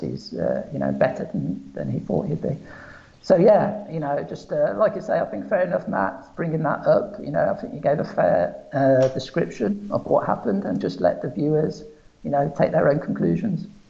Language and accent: English; England, United Kingdom; moved away as an adult; now in Portugal; I was brought up in England